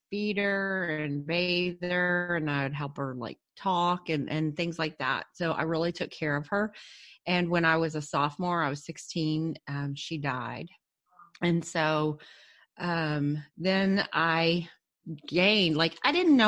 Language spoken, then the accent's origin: English; Cedar Hill, Texas, United States; I grew up in a small suburb of Dallas called Cedar Hill